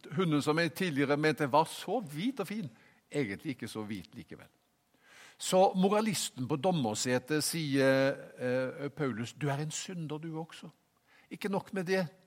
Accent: Haugesund, Rogaland, Norway; moved away; Jeg kom jo fra Haugesund

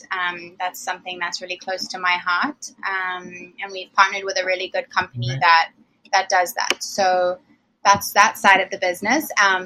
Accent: Zimbabwe; now in United States; Some kind of Southern. I'm from Zimbabwe originally. I've been here since 2007. So the accent comes and goes, I think.

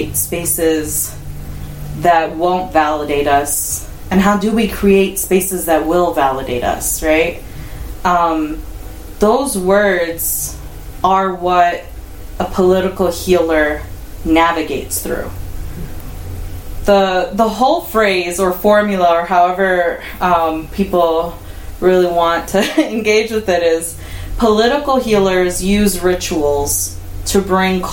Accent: Chicago, Illinois, United States; I grew up in Chicago

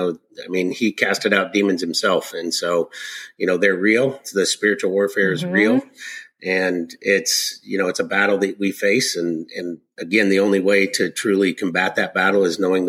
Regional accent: Arkansas, United States; I was born in Arkansas

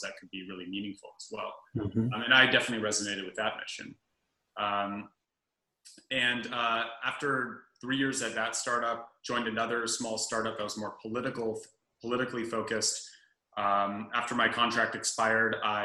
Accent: Berkeley, California, United States; also born or lived in Santa Barbara, California; I'm from Berkeley, California originally

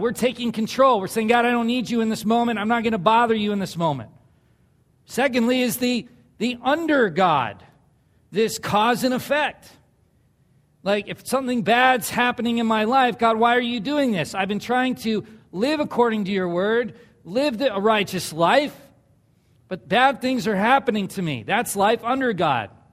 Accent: Southern California, United States; moved away; I grew up in Southern California

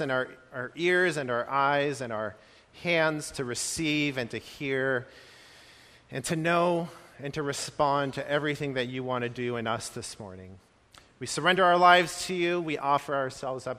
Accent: California, United States; I grew up in California

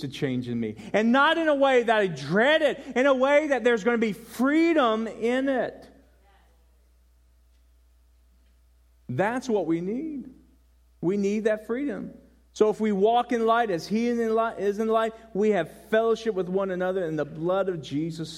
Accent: Denver, Colorado, United States; moved away; also born or lived in Carolina; I was born in Denver and I lived in Carolina

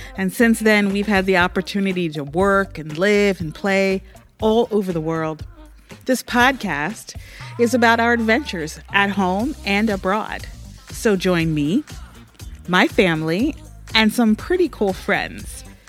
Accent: United States; moved away as an adult; now in Cairo, Egypt; I am an American

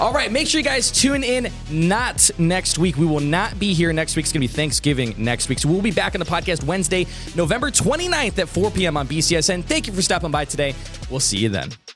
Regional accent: Elyria, Ohio, United States; Illyria, which, by the way, is my hometown

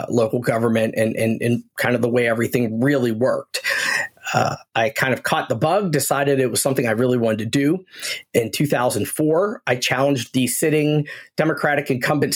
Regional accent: Washington County, Pennsylvania, United States; moved away as an adult; now in Central Pennsylvania, United States; I was born in Washington County. I spent basically my entire life there

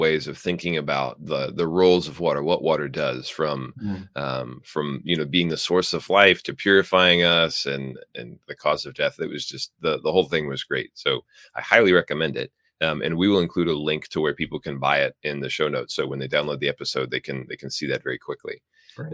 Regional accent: Midwest, United States; accent: Midwestern; moved away; I was originally from the Midwest. So my guess is I have like a Midwestern pronunciation

